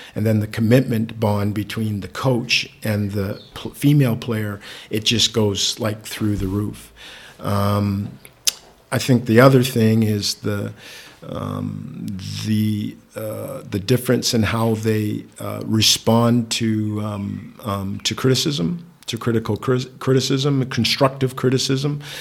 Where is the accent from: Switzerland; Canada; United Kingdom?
Canada; Victoria, British Columbia; moved away; I was born in Victoria, British Columbia, Canada